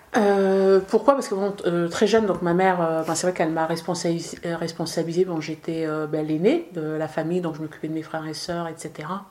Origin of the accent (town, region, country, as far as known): France; born or raised there; also born or lived in Casablanca, Morocco